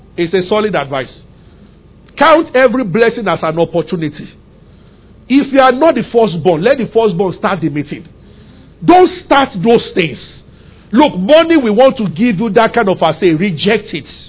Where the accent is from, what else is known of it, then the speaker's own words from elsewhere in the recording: Abeokuta, Ogun State, Nigeria; When I was growing up in Abeokuta